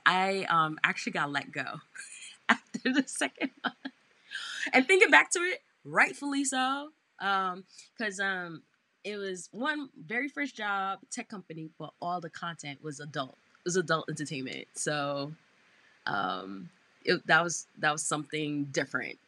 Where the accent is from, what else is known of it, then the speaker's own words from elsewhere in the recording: New York City, New York, United States; born and raised in Brooklyn, New York